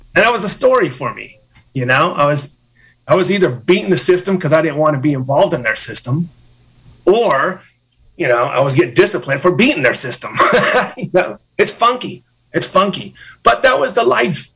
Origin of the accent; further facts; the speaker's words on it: Ukiah, California, United States; going through sports here in Ukiah High School